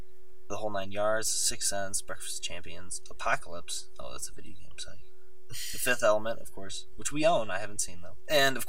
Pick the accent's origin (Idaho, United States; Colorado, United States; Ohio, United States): Ohio, United States; Cleveland; I grew up in Cleveland, and I was like an hour away from Cedar Point.